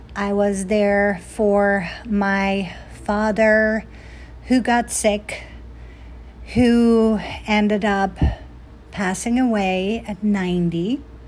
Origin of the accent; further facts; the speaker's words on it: Netherlands; moved away; I was obviously born and raised in Holland, the Netherlands